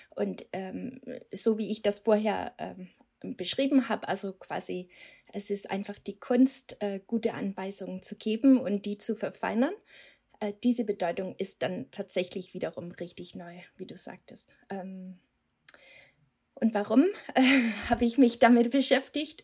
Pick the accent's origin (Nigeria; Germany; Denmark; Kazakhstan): Denmark; German is a second language; moved away; Ich komme aus Dänemark, deswegen habe ich diesen komischen Akzent